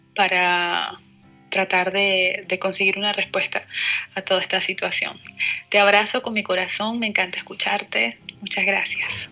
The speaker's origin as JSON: {"language": "Spanish", "country": "Venezuela", "also_born_or_lived": "La Plata", "moved": "as an adult", "lives_now": "Buenos Aires, Argentina", "said": "soy venezolana, tengo cerca de 10 meses viviendo en Buenos Aires"}